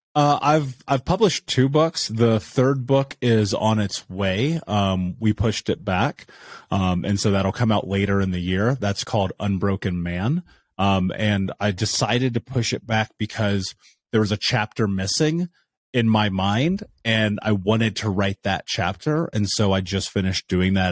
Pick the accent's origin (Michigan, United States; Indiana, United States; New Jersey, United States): Indiana, United States; I grew up in Indiana.